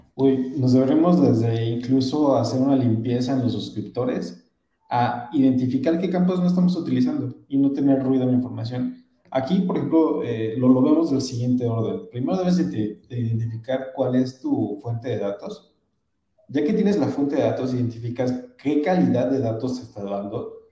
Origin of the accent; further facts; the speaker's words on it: Mexico City, Mexico; yo que soy de la Ciudad de México